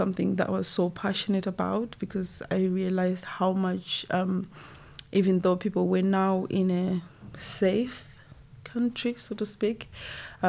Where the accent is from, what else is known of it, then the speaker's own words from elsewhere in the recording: Zimbabwe; moved away as an adult; now in United Kingdom; I was born in Zimbabwe, back home, and also coming to the UK